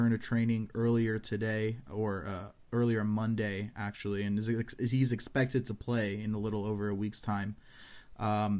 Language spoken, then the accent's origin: English; United States; I'm American and I'm kind of white